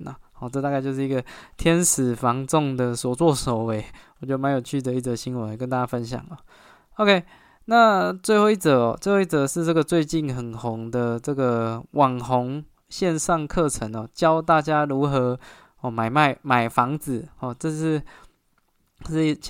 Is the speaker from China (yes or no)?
no; Taiwan; 所以我觉得买房是一个身为台湾人一个一一身为台湾人就会面对到的一个焦虑啊。